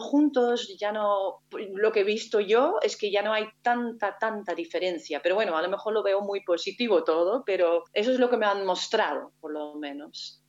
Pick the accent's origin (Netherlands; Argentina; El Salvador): Netherlands; North Brabant; Spanish is a second language; moved away as an adult; also born or lived in Spain; al pueblo donde yo nací, a, mi tierra, ¿no? que es Brabant en este caso, en el sur de Holanda